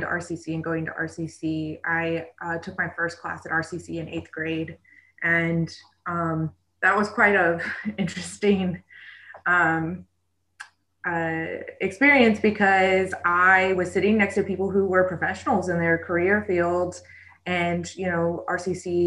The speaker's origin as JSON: {"language": "English", "town": "Colonial Beach", "region": "Virginia", "country": "United States", "tie": "born or raised there", "said": "I was born and raised in Westmoreland, Colonial Beach, right here"}